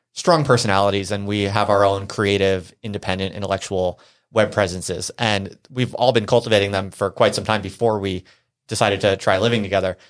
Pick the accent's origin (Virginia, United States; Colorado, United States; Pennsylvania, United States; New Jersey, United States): New Jersey, United States; moved away; also born or lived in Philadelphia / Brooklyn; I grew up in New Jersey